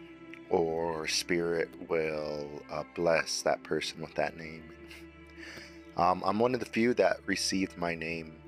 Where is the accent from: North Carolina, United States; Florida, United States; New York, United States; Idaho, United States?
Idaho, United States; Pocatello; I am originally from Fort Hall, Pocatello, Idaho